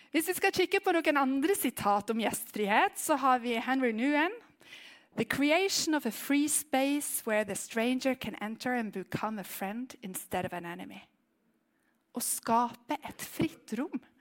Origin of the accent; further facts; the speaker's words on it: Western Norway, Norway; jeg er vestlending